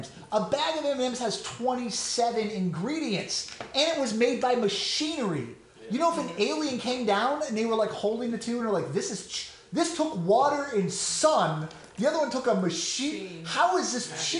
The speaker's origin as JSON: {"language": "English", "town": "Portland", "region": "Oregon", "country": "United States", "tie": "born or raised there", "moved": "yes", "said": "I grew up in Portland, Oregon"}